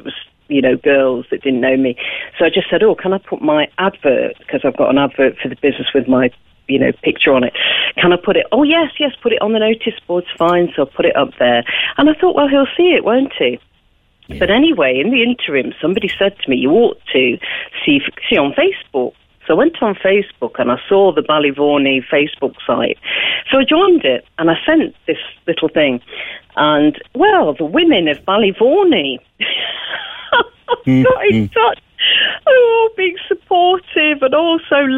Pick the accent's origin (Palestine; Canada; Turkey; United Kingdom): United Kingdom; England; now in Ireland; being English